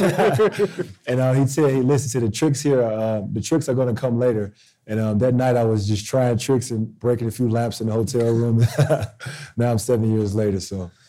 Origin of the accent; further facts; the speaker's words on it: Chicago, Illinois, United States; moved away; I grew up in Chicago